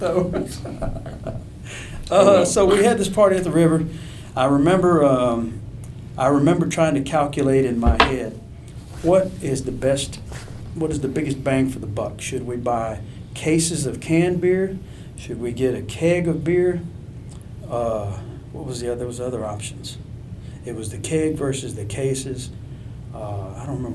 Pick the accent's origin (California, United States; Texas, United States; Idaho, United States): Texas, United States; a little town near Houston; I'm not from Houston. I'm from a little town with 2,000 people.